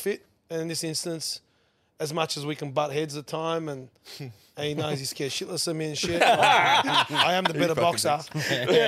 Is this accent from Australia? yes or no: yes; Sydney, New South Wales, Australia; I'm from Western Sydney and originally.